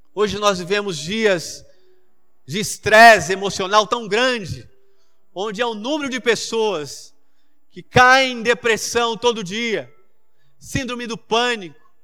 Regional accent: Manaus, Amazonas, Brazil; eu me lembro quando eu era adolescente em Manaus

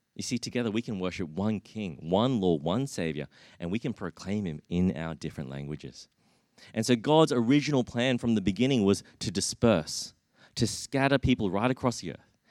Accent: Brisbane, Queensland, Australia; growing up in, in Brisbane

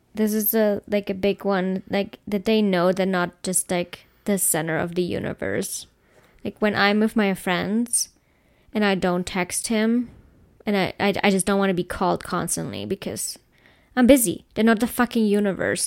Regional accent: Germany; I come from Germany

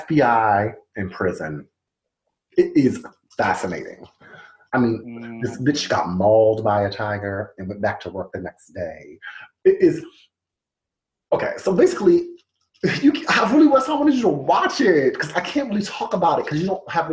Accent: New Jersey, United States; as a Jersey boy

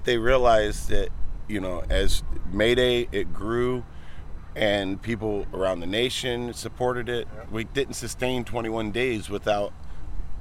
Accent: Toledo, Ohio, United States; I'm from Toledo, Ohio

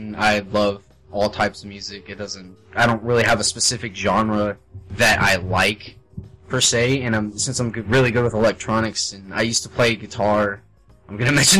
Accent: Las Vegas, Nevada, United States; moved away as an adult; I've always lived with my family all my life, my mom, my grandma. I've lived with them, and this is the first time I've ever really been outside of Las Vegas

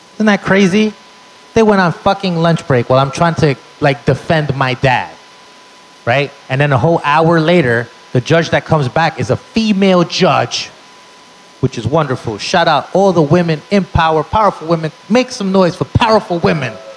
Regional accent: New York City, New York, United States; Born and raised in the Bronx.

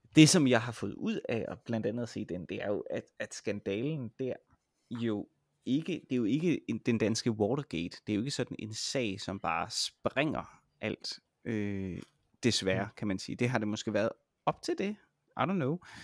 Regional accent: Denmark; som dansker

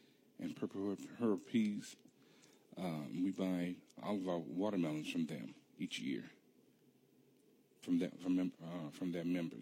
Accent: Simmesport, Louisiana, United States; I'm from Evolves Parish. Okay. Simsport is in Evolves Parish in Louisiana

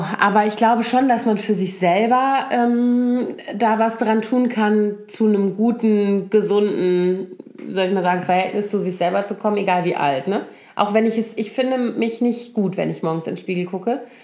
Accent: Koblenz, Rhineland-Palatinate, Germany; now in Berlin, Germany; meine Heimatstadt Koblenz

